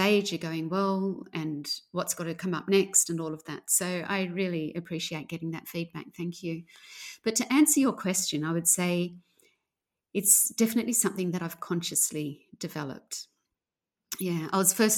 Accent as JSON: {"language": "English", "area": "outside of Sydney", "region": "New South Wales", "country": "Australia", "tie": "born or raised there", "said": "I grew up outside of Sydney, well outside of Sydney"}